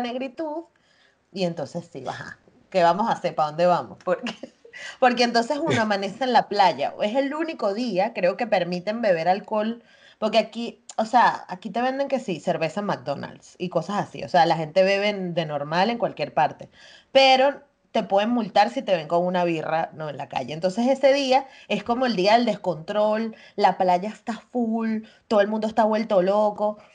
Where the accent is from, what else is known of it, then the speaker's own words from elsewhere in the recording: Chirimena, Miranda, Venezuela; moved away as an adult; yo crecí en Chirimena toda mi vida